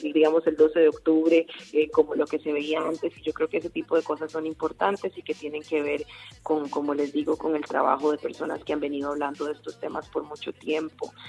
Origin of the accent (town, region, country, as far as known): Costa Rica